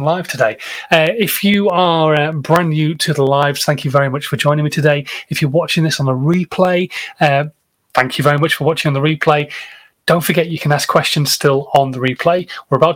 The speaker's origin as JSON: {"language": "English", "region": "England", "country": "United Kingdom", "said": "I'm English and I don't speak many other languages"}